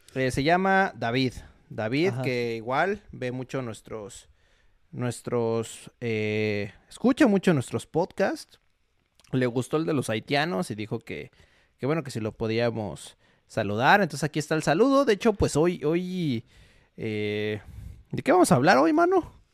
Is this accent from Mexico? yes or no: yes; Mexico